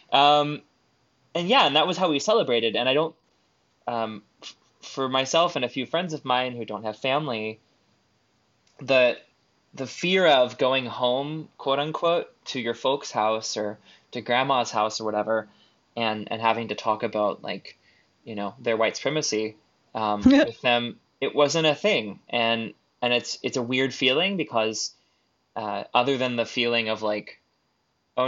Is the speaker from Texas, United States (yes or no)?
yes; Texas, United States; growing up in Texas